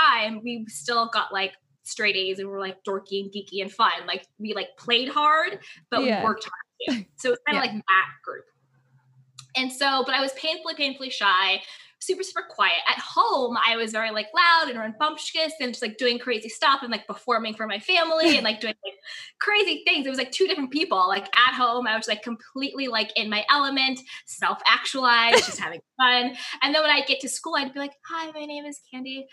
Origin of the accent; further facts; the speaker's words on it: Syracuse, New York, United States; Growing up, I grew up in upstate New York, in Syracuse